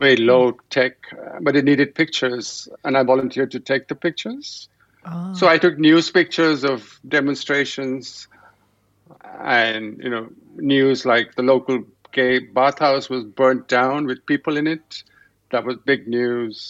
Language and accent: English; Delhi, India; moved away; also born or lived in Canada; I grew up in Delhi at a time really like just when TV just about arrived